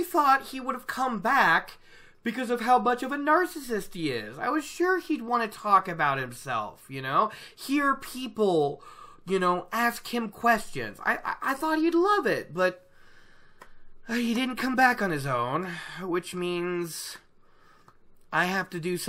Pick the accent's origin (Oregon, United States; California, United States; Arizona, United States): Oregon, United States; I grew up in Oregon